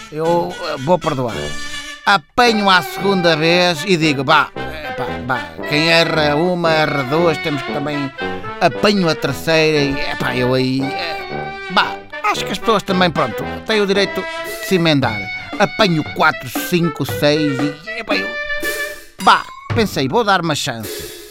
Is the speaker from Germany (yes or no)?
no; Cacém, Lisbon, Portugal; uh, sou do Cacém.